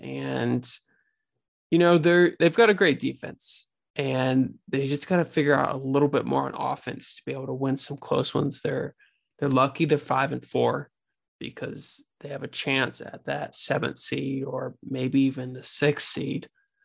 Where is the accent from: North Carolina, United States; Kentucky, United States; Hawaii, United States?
North Carolina, United States; moved away; So I'm originally from North Carolina